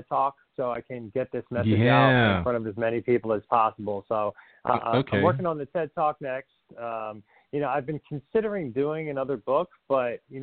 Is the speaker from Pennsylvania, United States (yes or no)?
no; New Jersey, United States; I'm an Italian from Jersey